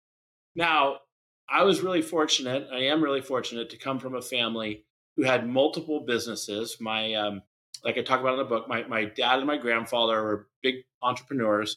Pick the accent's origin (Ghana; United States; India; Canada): United States; San Francisco, California; I was born in San Francisco, California, the Bay Area